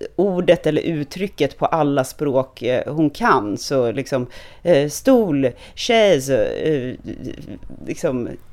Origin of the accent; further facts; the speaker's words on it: Stockholm, Stockholm County, Sweden; also born or lived in United States / Hong Kong / France; jag är född och uppvuxen i Stockholm, att jag är stockholmare